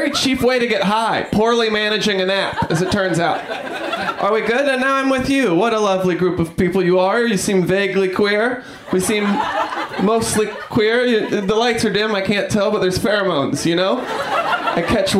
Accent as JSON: {"language": "English", "region": "New York", "country": "United States", "said": "I'm from New York."}